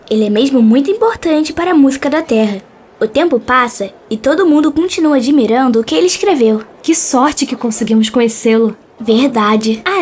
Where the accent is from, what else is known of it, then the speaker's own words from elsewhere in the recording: Brazil; Uma cidade no Brasil, somos brasileiros.